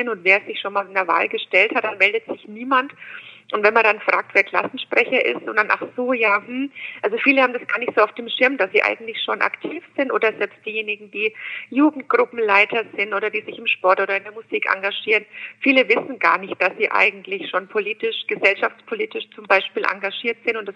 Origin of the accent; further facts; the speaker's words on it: Bamberg, Bavaria, Germany; ich bin in Bamberg geboren, bin auch in Bayern in die Schule gegangen, habe in München und Berlin studiert, habe drei Kinder